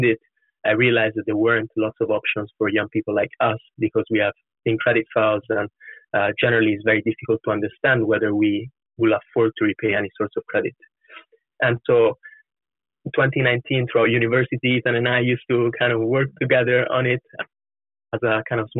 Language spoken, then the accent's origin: English; Florence, Tuscany, Italy; moved away as an adult; also born or lived in London; now in United Kingdom; I was born and raised in Florence.